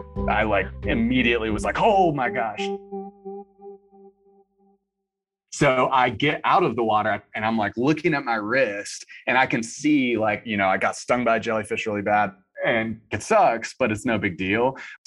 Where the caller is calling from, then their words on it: Wilmington, North Carolina, United States; I'm calling from Wilmington, North Carolina.